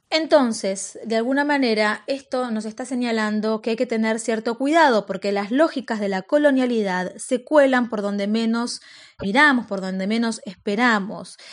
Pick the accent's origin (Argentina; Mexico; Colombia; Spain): Argentina; los argentinos descendíamos de los barcos